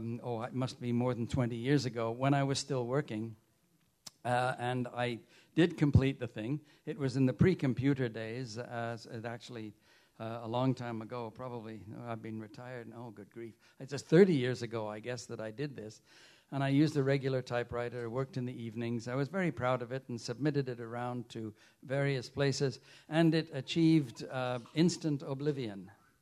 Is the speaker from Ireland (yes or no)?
no; United Kingdom; You know, I grew up in the United Kingdom, and my parents, thank heavens, were both fascinated by language.